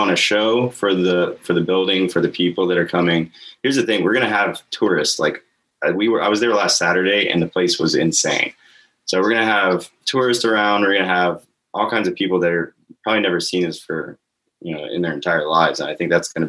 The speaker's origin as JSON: {"language": "English", "town": "Crestview", "region": "Florida", "country": "United States", "tie": "born or raised there", "said": "I grew up there in Crestview. I was born there"}